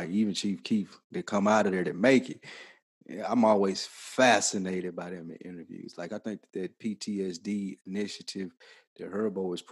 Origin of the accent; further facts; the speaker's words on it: New York City, New York, United States; I'm from Brooklyn.